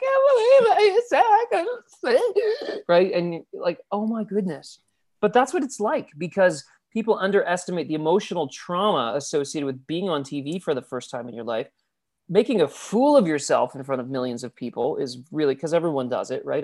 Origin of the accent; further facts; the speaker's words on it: Abbotsford, British Columbia, Canada; Abbotsford, B C